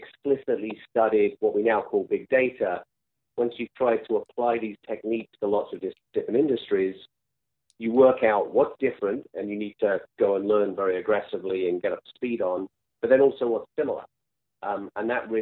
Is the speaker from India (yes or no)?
no; England, United Kingdom; moved away; also born or lived in France / Italy; I grew up in England, went to school there